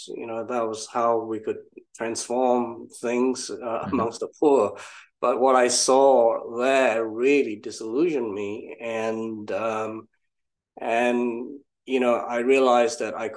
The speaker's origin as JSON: {"language": "English", "country": "Malaysia", "tie": "born or raised there", "moved": "as an adult", "lives_now": "United Kingdom", "said": "originally from Malaysia. That was where I grew up"}